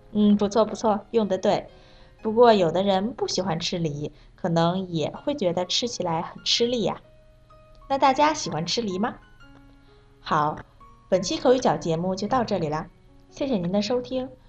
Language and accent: Chinese; Malaysia; Chinese is a second language; now in Beijing, China; 我是来自马来西亚的